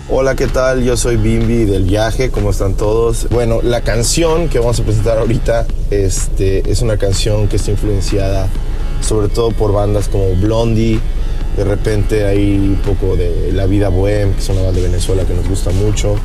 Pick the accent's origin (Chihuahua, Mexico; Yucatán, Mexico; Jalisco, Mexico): Yucatán, Mexico; Mérida; en Mérida, de donde somos nosotros originarios, somos, somos de Mérida